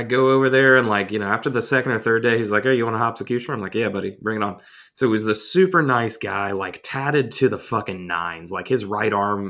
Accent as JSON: {"language": "English", "region": "Georgia", "country": "United States"}